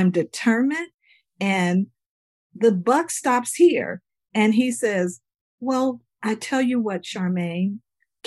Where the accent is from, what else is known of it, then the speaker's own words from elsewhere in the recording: Dayton, Ohio, United States; also born or lived in Alabama; now in Virginia, United States; I grew up in Ohio by way of Alabama